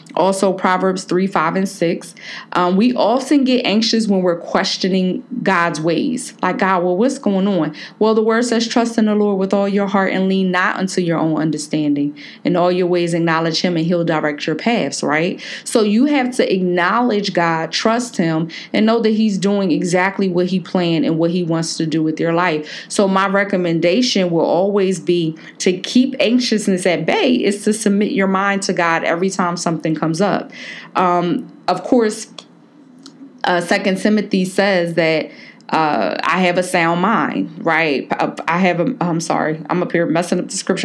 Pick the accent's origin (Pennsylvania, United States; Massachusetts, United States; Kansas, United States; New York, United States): Pennsylvania, United States; Philadelphia; moved away; My girl Jazz up in Philly, um, you know, from my hometown